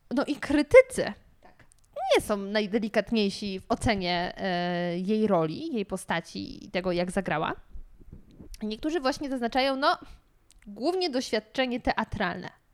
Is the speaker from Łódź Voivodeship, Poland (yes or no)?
no; Gryfów Śląski, Lower Silesian Voivodeship, Poland; now in Warsaw, Poland; ja jestem z Dolnego Śląska